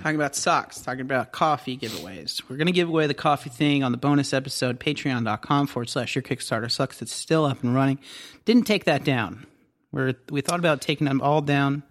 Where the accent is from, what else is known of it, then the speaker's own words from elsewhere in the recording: Southern Ohio, United States; Growing up in Southern Ohio